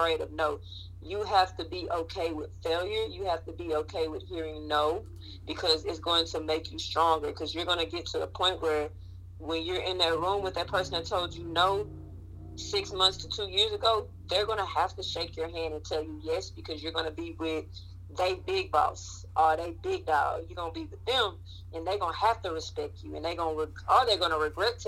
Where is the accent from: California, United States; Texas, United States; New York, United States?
Texas, United States; Waco; moved away as an adult; also born or lived in Prairie View, Texas / Dallas, Texas; now in Houston, United States; my hometown, Waco, Texas